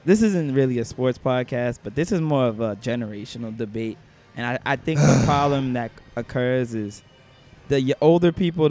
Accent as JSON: {"language": "English", "town": "New York City", "region": "New York", "country": "United States", "tie": "born or raised there", "said": "I was born in Manhattan"}